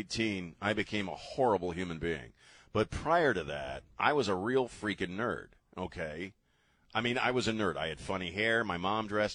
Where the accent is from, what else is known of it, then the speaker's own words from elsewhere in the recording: East Coast, United States; also born or lived in Decorah, Iowa; now in San Antonio, United States; I'm actually the only person in my family that grew up on the East Coast